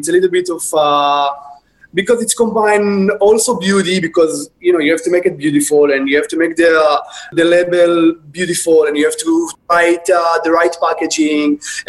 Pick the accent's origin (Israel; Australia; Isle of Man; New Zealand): Israel; English is a second language; moved away as an adult; now in New York, United States; Okay, I came from Israel. In Israel, back 15 years ago, when did I open it? It was very popular to open skincare boutiques. And I thought that I can just do it nicer and better here in New York.